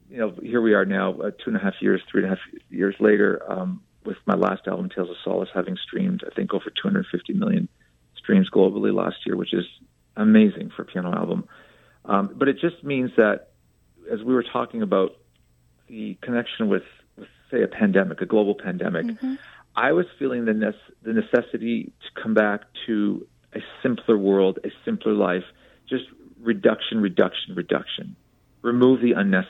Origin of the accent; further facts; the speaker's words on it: Canada; now in Los Angeles, United States; I'm a Canadian living in Los Angeles